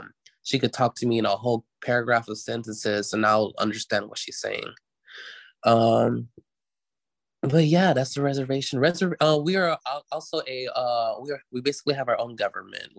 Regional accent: Choctaw, Mississippi, United States; moved away as an adult; also born or lived in Oklahoma; now in Memphis, United States; I'm originally from Pearl River community, which is like the headquarters of our tribe

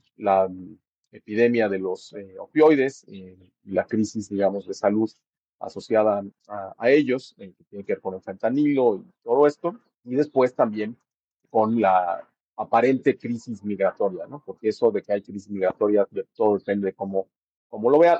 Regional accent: Mexico; moved away; que somos mexicanos, que estamos viviendo fuera del, país

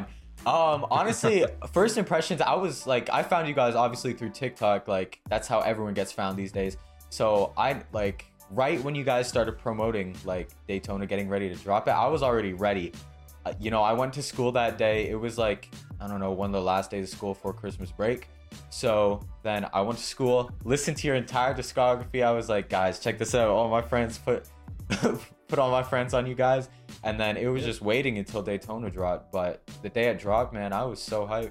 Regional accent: Ontario, Canada; We're both from Canada, Ontario, Canada

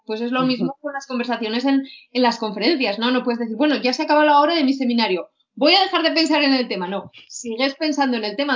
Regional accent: Huesca, Aragon, Spain; moved away; yo tengo que decir que no soy de Zaragoza, sino que soy de, Huesca

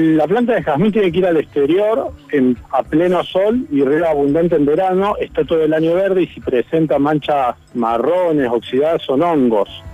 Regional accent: Buenos Aires, Argentina; now in Córdoba, Argentina; yo que soy de Buenos Aires

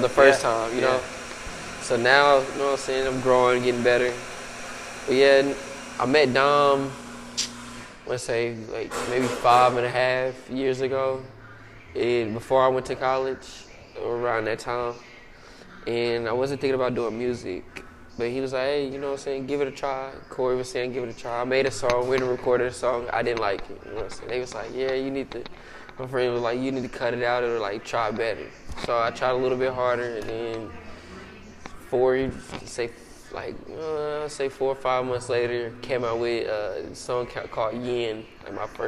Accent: Kansas City, Missouri, United States; also born or lived in Blue Springs; I grew up in Kansas City, born and raised. We lived in the inner city all the way up to about 8th grade, then I moved to Blue Springs

